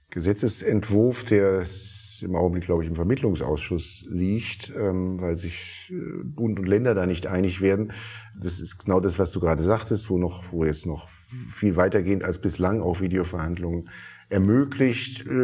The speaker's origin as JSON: {"language": "German", "region": "Berlin", "country": "Germany", "said": "als Berliner oder allen Berlinerinnen und Berlinern wünsche ich vor allen Dingen"}